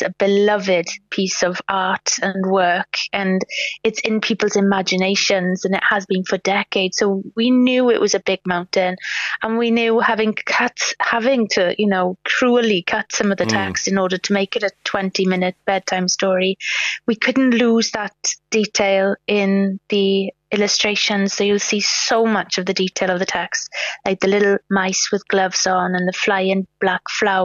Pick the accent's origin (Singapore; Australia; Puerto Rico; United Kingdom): United Kingdom; Swansea, Wales; I grew up in Swansea, where Dylan Thomas grew up